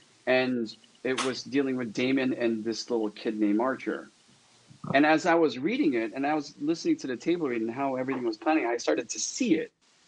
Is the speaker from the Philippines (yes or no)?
yes; Philippines; And to add to that is, I'm Filipino, and the Filipino culture is filled with like superstitious stuff